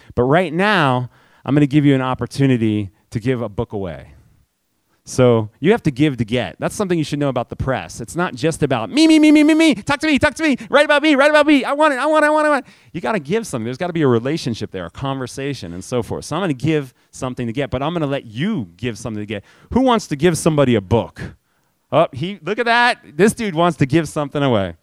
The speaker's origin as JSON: {"language": "English", "town": "New York City", "region": "New York", "country": "United States", "tie": "born or raised there", "said": "I grew up in New York City."}